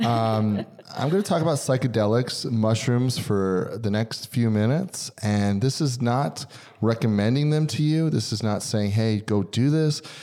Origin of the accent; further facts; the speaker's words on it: Pennsylvania, United States; moved away; I'm from Pennsylvania